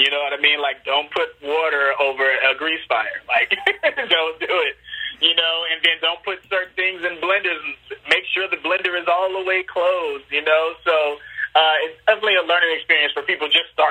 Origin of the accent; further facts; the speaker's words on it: Chicago, Illinois, United States; I'm from Chicago. It's just, you know, it reminds me of being a little kid in Chicago